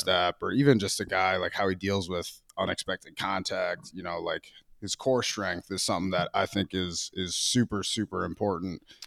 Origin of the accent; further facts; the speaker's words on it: Minnesota, United States; I was a hockey guy growing up, actually, in Minnesota.